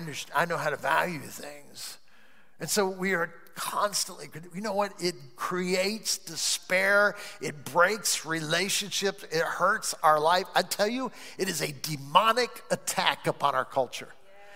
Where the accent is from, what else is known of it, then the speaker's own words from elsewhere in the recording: Ireland; That's just the way I am. I'm Irish. I'm always saying that because I'm Irish. I'm Irish.